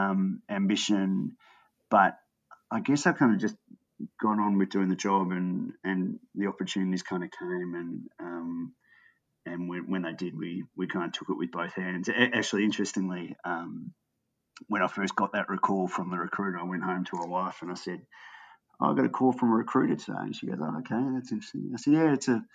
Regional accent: Australia; also born or lived in England; being an Aussie in English cricket

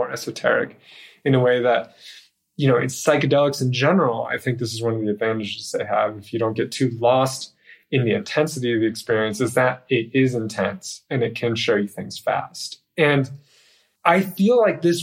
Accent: United States

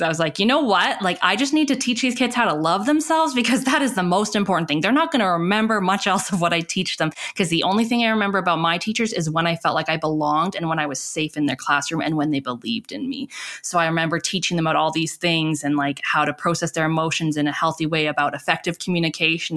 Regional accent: Calgary, Alberta, Canada; I grew up in Canada, in Calgary, Alberta, Treaty Seven territory

